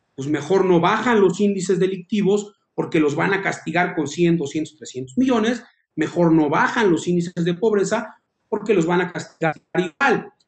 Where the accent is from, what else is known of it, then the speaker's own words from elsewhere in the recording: Tlalnepantla de Baz, State of Mexico, Mexico; nací en Tlane, crecí en Tlane, vivo en Tlane